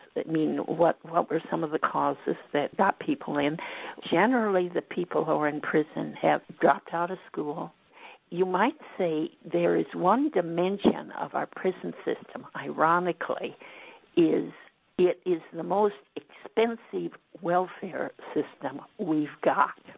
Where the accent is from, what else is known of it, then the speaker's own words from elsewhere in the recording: West Coast, United States; moved away; I grew up on the West Coast. I'm a Westerner